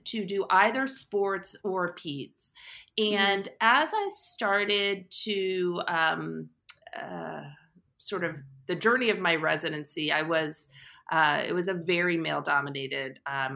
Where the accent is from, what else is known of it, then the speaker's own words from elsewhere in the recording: Short Hills, New Jersey, United States; So I'm a Jersey girl. I grew up in Short Hills, New Jersey.